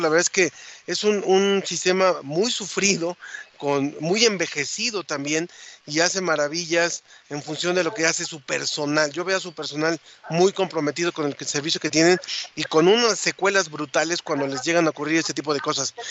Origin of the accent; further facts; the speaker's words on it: Mexico; como mexicanos